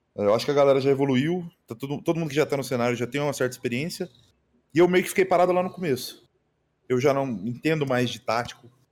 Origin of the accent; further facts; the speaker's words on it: Uberlândia, Minas Gerais, Brazil; moved away; also born or lived in Pará; Quando eu voltei para Uberlândia de novo, que é a minha cidade natal